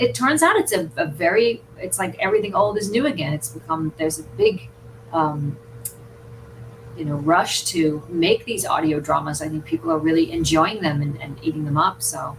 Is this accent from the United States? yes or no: yes; California, United States; I grew up here in California